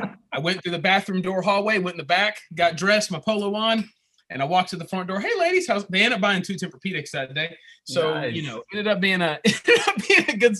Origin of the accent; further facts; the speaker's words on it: Pinehurst, North Carolina, United States; I'm from Pinehurst. Live in Pinehurst.